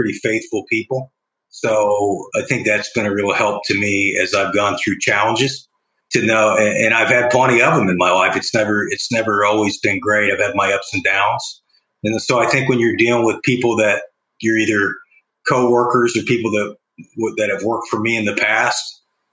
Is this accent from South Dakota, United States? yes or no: no; Bloomington, Indiana, United States; growing up in Bloomington